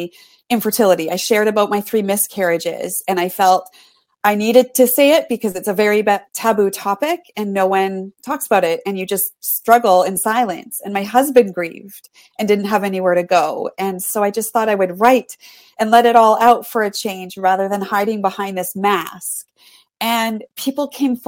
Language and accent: English; Canada; I'm from Canada.